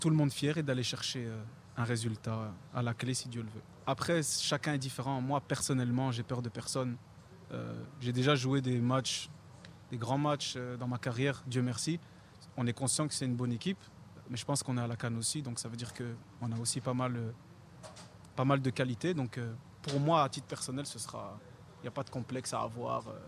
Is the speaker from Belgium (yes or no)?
yes; Belgium; La Belgique, je suis né là-bas, j'ai joué là-bas, je suis belge